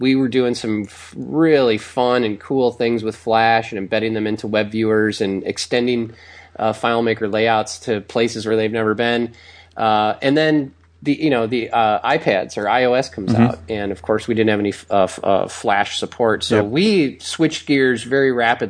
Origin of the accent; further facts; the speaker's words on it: Milwaukee, Wisconsin, United States; now in Los Angeles, United States; I'm from Milwaukee originally